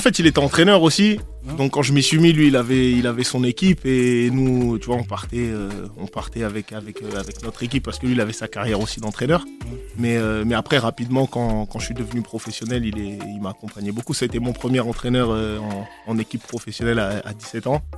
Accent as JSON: {"language": "French", "town": "Poitiers", "region": "Nouvelle-Aquitaine", "country": "France", "said": "je viens de, je viens de Poitiers"}